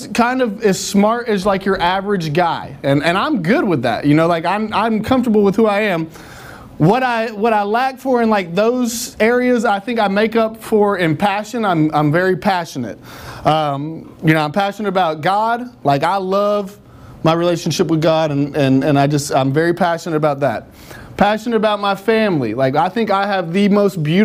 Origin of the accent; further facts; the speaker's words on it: Nashville, Tennessee, United States; I actually am from Antioch, so not even Nashville, but, you know, I grew up close to the dam and went swimming at Percy Priest Lake